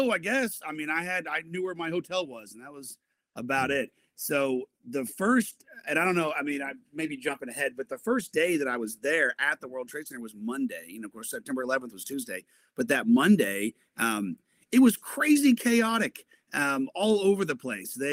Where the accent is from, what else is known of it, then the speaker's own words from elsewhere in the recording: Broken Arrow, Oklahoma, United States; also born or lived in Fayetteville, Arkansas; I have lived in Tulsa, in the Tulsa area, since I was three uh, years old. So I loved growing up in Broken Arrow. I graduated Broken Arrow